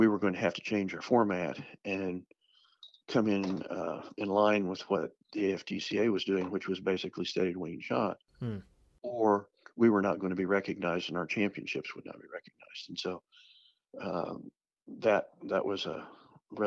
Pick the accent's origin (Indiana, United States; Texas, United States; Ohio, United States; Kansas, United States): Kansas, United States; Southeast; I grew up in Southeast Kansas.